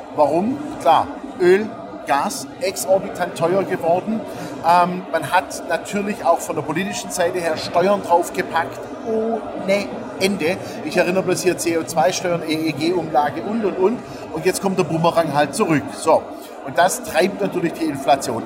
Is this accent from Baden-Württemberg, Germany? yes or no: yes; Stuttgart, Baden-Württemberg, Germany; moved away; Stuttgart ist äh, meine Geburtsstadt, ja, habe ich ja auch lange, lange genug gelebt und ähm, jetzt immer wieder schön mal heimzukommen